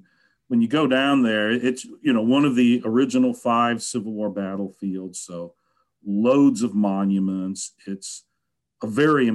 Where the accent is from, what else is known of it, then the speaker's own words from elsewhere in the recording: St. Louis, Missouri, United States; moved away; I grew up in St. Louis